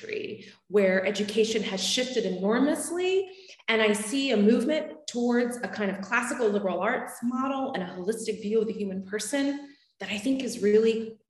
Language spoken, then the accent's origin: English; Frederick, Maryland, United States; I was born in Frederick, Maryland